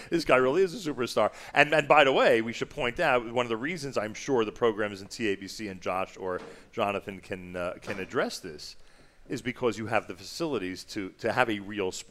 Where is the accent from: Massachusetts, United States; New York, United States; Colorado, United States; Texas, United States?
New York, United States; New York City; I'm from New York City. Nice, very nice. New York meeting Manhattan. Yeah, Manhattan.